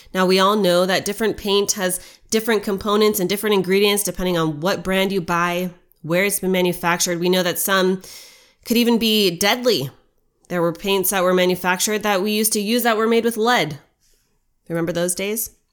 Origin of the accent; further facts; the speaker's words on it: United States; as an American